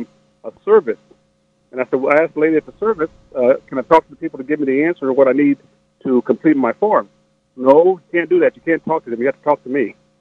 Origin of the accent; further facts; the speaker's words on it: Arkansas, United States; I was born in Arkansas.